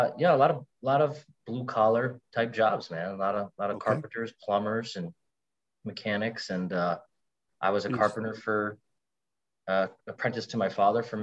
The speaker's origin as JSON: {"language": "English", "area": "Hudson River Valley", "region": "New York side", "country": "United States", "tie": "born or raised there", "said": "I grew up in the Hudson River Valley"}